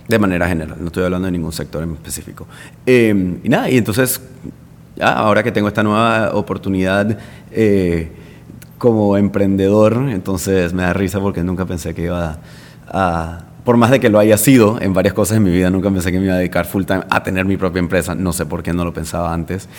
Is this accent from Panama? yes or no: yes; Panama; moved away as an adult; now in Madrid, Spain; yo soy solo de Panamá